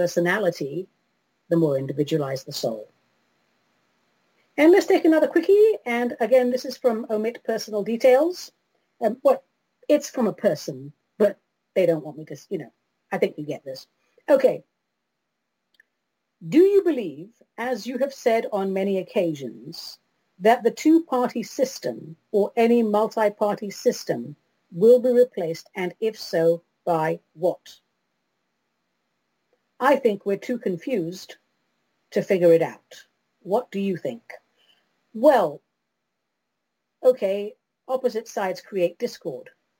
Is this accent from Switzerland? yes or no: no; London, United Kingdom; London, my hometown.